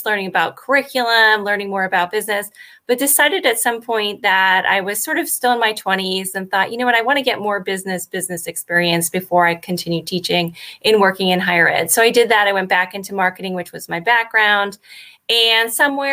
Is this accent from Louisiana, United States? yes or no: no; Connecticut, United States; moved away as an adult; also born or lived in Miami; I grew up in Connecticut